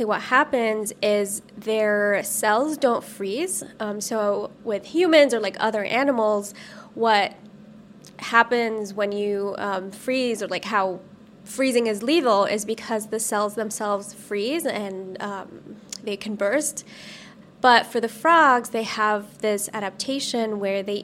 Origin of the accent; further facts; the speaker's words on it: Saudi Arabia; moved away as an adult; also born or lived in Los Angeles, United States; now in United States; I grew up in Saudi Arabia, and after I finished high school there